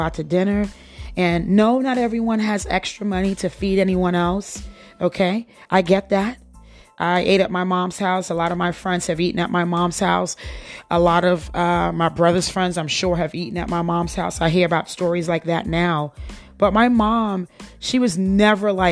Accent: United States; I grew up in the United States. I came here when I was 10 years old.

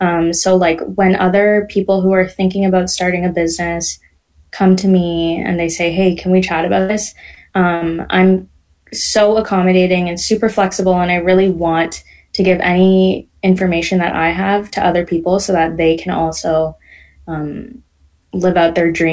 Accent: Canada; born there; So I'm first generation. I was born here in Canada, yes.

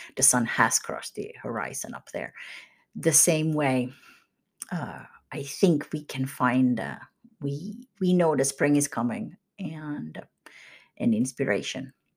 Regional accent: Kokkola, Central Ostrobothnia, Finland; moved away; my hometown in Karleby in Finland

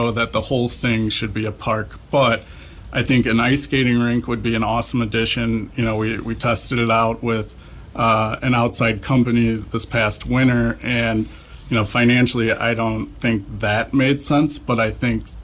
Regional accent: LaPorte, Indiana, United States; I'm from LaPorte. I grew up here

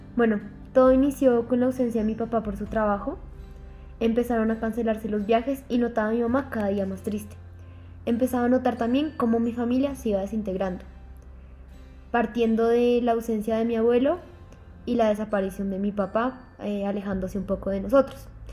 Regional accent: Mérida, Yucatán, Mexico; now in Colombia; Nací en Mérida, en el estado de Yucatán, de México, en el 2001.

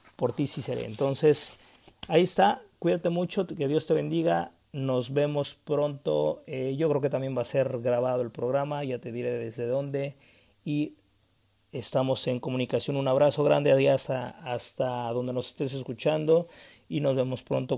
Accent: Mexico; en mi país, que es México

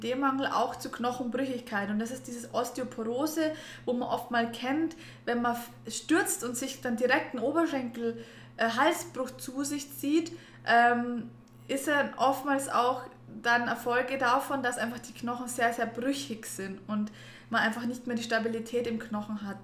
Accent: Germany; bei uns in Deutschland

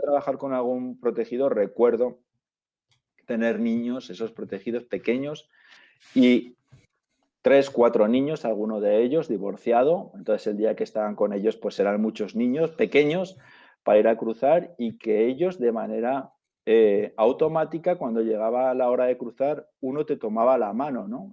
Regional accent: Zaragoza, Aragon, Spain; la gente que somos de Zaragoza

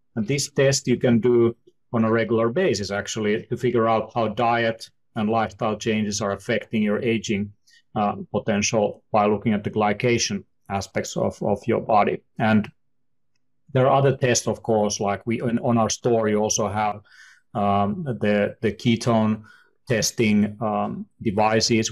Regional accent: Finland; We are from the, you know, we are from Finland, and, uh, here in the north

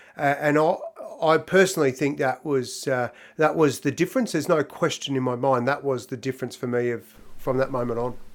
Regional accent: Donald, Victoria, Australia; I was born in Donald

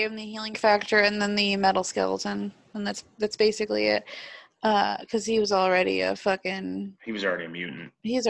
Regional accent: Clinton, United States; born or raised there

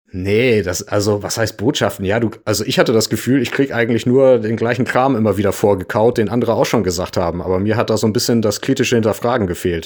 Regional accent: Hamburg, Germany; Ich komme aus Hamburg

